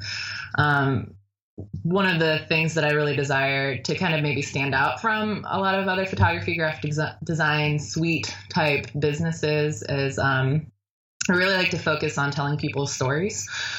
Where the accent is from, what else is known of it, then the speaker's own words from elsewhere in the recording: Hawaii, United States; born there; also born or lived in Washington; Well, I was born in Hawaii, so I figured I'd, you know, throw it back to that.